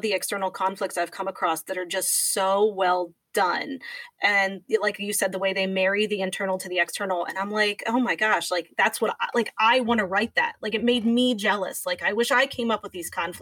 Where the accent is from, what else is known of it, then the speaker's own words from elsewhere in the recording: East Coast, United States; also born or lived in Pennsylvania; I'm from the East Coast. I live in Pennsylvania.